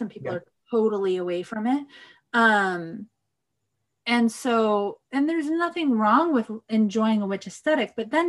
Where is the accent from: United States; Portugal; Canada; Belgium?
United States; Riverside, California; now in Portland, United States; Yeah, so I'm from the Inland Empire, i.e., I'm from Riverside, California.